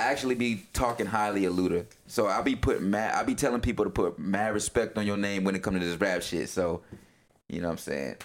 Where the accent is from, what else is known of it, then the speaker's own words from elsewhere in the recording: the South, United States; moved away; I'm from the South you know, if everybody knows me, they know I'm from the South. I may not, you know, be there right now, but I'm always gonna rep